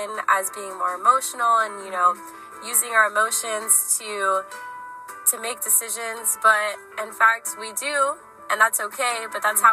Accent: Brandon, Florida, United States; I grew up in Brandon my whole life, pretty much.

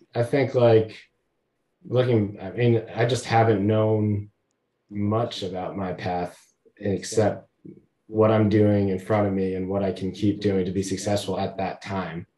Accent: Hamden, Connecticut, United States; I grew up in Hamden, not New Haven, but you know close enough

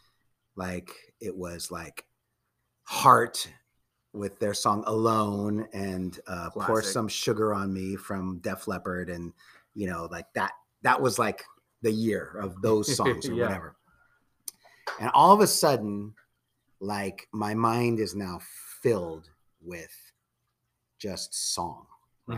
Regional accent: Redwood City, California, United States; I grew up in Redwood City

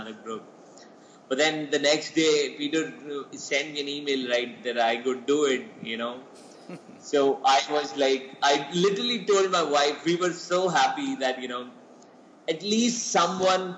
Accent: Jammu and Kashmir, India; first language Poonchi; English is a second language; I basically come from Jammu and Kashmir

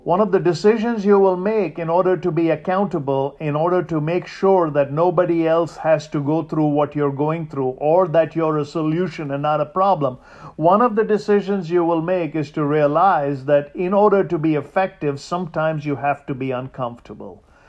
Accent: India; moved away; I grew up in India

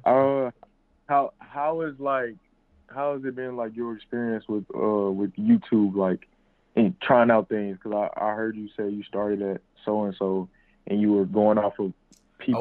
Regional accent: St. Louis, Missouri, United States; I'm from St. Louis, Missouri

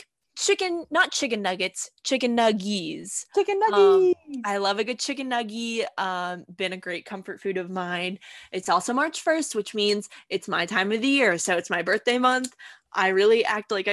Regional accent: Southern Illinois, United States; where I grew up in Southern Illinois

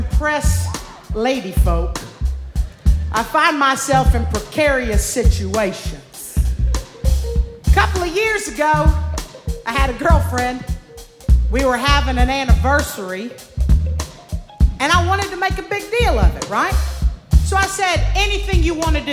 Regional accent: Louisiana, United States; I'm from Louisiana.

